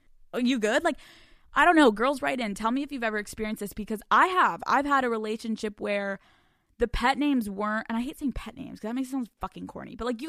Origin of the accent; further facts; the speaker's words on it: the South, United States; I'm from the South. Don't judge me.